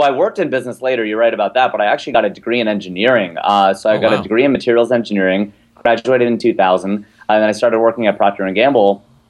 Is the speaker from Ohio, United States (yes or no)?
yes; Cincinnati, Ohio, United States; moved away as an adult; I turned 30. That's what happened, man. I born and raised in Cincinnati. I turned 30.